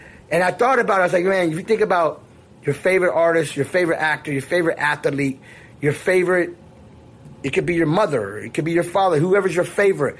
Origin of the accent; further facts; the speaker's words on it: Miami, Florida, United States; I'm from Miami.